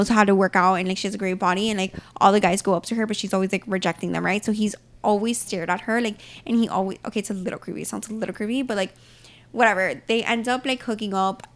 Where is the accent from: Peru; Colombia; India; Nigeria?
Colombia; also born or lived in Florida; now in Miami, United States; I'm from Colombia.